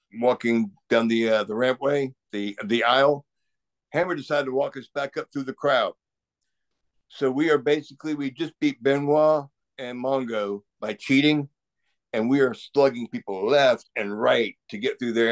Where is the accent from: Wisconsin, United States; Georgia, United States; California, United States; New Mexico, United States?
Georgia, United States; Savannah; my hometown, Savannah, Georgia.